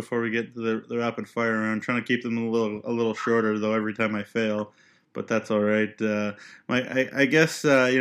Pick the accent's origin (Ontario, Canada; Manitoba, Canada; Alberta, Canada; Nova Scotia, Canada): Ontario, Canada; now in Saskatchewan, Canada; I come from Ontario